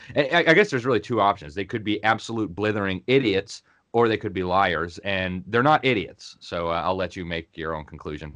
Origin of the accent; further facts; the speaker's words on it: Miami, Florida, United States; moved away as an adult; also born or lived in Sweden; My hometown of Miami